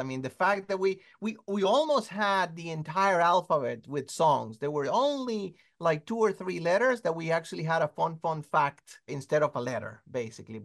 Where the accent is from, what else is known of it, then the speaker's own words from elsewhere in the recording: Caracas, Capital District, Venezuela; I'm from Caracas, Venezuela